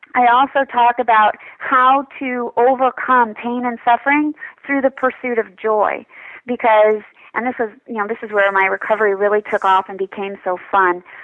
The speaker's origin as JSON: {"language": "English", "town": "New York City", "region": "New York", "country": "United States", "moved": "yes", "said": "I'm from New York City, so a club kid sort of girl."}